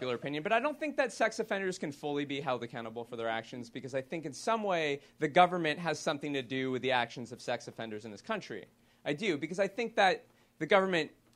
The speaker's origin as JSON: {"language": "English", "country": "United States", "said": "I'm an American"}